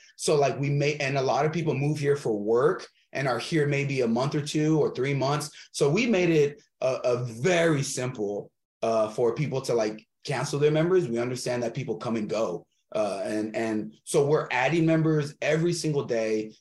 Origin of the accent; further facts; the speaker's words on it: Texas, United States; open up another gym in different cities in texas maybe one in my hometown